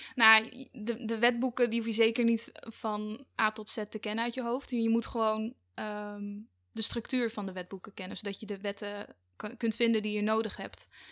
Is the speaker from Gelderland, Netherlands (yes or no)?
yes; Ede, Gelderland, Netherlands; moved away as an adult; now in Amsterdam, Netherlands; ik kom uit Ede